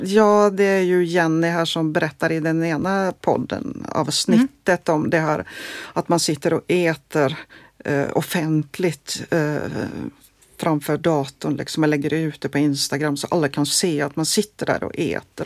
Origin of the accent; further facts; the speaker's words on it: Norway; also born or lived in Gothenburg, Sweden; now in Sweden; jag är från Norge